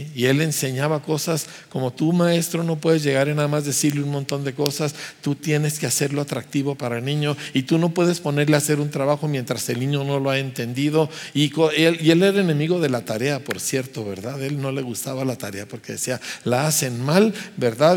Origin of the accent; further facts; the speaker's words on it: Mexico; éramos un grupo de puros pastores mexicanos